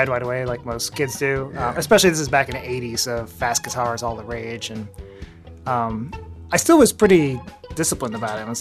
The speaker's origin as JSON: {"language": "English", "town": "Baltimore", "region": "Maryland", "country": "United States", "said": "Uh, Baltimore, Maryland."}